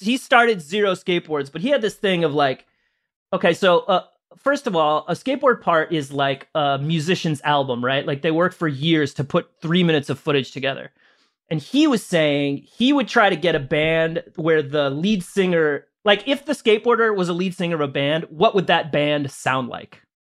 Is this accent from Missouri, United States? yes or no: yes; St. Louis, Missouri, United States; I'm from Saint Louis